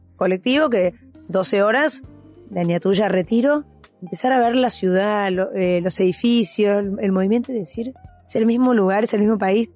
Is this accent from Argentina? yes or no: yes; Buenos Aires, Argentina; crecí en Capital, eh, en Recoleta